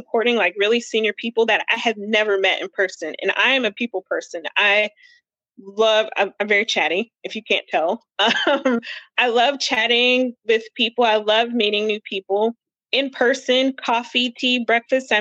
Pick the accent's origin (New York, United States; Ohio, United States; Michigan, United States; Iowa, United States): Ohio, United States; I'm from Ohio. I went to Miami of Ohio for undergrad